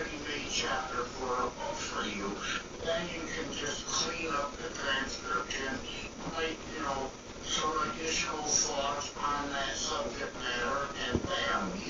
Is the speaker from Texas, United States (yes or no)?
no; Detroit, Michigan, United States; I'm from the Detroit, Michigan area